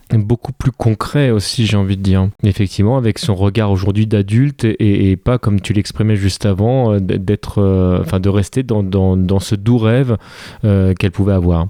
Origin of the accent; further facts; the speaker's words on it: France; en tant que, en tant que français